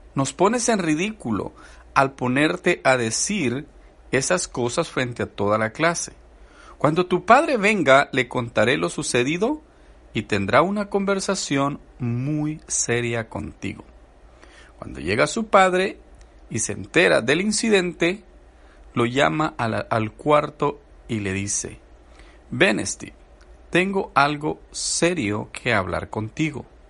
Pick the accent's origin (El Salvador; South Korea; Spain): El Salvador; Yo soy salvadoreño y he platicado con mis amigos del Salvador